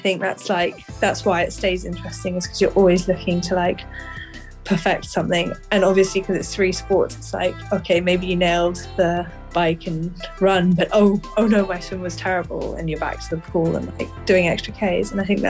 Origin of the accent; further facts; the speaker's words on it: Switzerland; also born or lived in Hong Kong / United Kingdom; I was born in Hong Kong, lived there for almost 9 years, then moved to Switzerland, and I've lived there ever since. But I studied a lot in the UK.